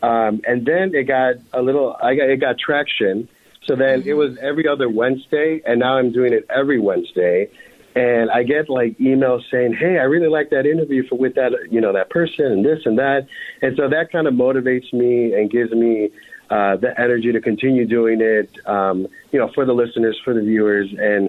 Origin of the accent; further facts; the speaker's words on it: Colombia; because I'm Colombian